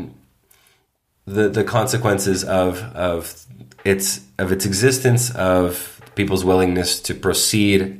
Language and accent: English; Toronto, Ontario, Canada; growing up in Toronto, in Canada